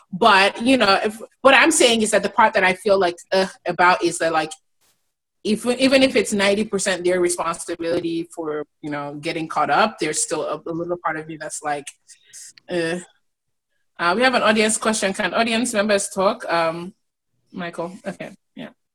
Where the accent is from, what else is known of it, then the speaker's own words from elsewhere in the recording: Nigeria; as a Nigerian woman